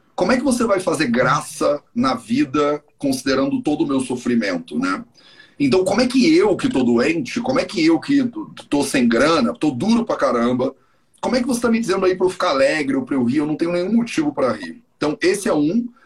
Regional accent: Rio de Janeiro, Brazil; moved away as an adult; also born or lived in India; Eu cresci no Rio de Janeiro

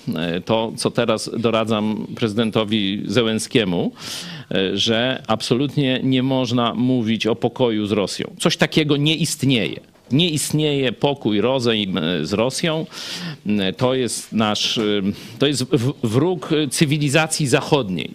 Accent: Kraśnik, Lublin Voivodeship, Poland; ja przyniosłem się z ojcem do tak zwanego Kraśnika Starego na ulicę Kościuszki

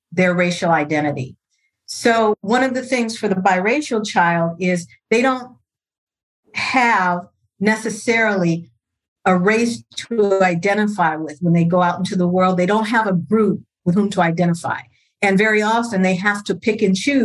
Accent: Los Angeles, California, United States; I'm born and raised in Los Angeles, California, what we now call South Central.

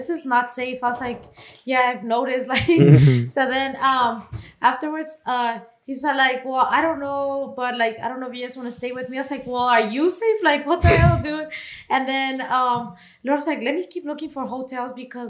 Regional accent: Mexico; we're Mexican.

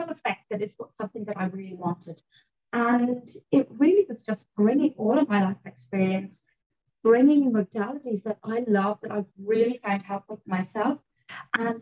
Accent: Ireland; I was brought up in Ireland

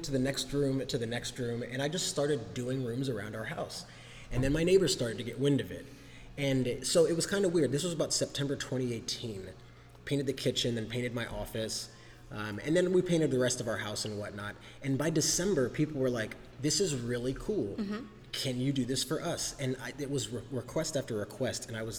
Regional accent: Germany; I'm a military brat. I grew up in Germany while my dad served in the Air Force.

